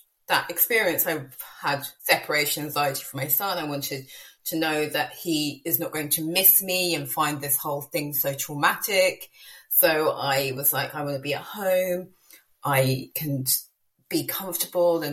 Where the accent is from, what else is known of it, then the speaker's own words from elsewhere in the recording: United Kingdom; moved away as an adult; Me by my accent, obviously I'm from the UK, but I've lived in the island for the past 6 years.